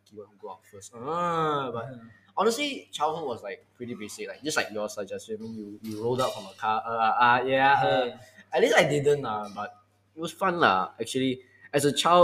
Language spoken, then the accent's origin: English; Damansara, Selangor, Malaysia; I was born like in Damansara, so hospital in Damansara